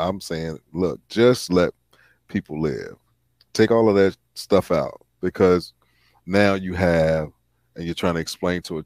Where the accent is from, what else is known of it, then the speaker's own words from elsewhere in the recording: Virginia, United States; my home state of Virginia